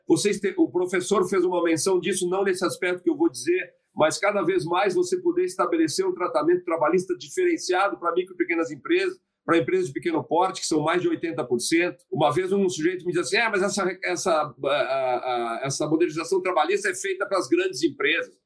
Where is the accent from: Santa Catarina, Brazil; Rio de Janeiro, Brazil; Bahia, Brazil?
Santa Catarina, Brazil; minha terra natal, minha do ministro Alexandre Ramos, Santa Catarina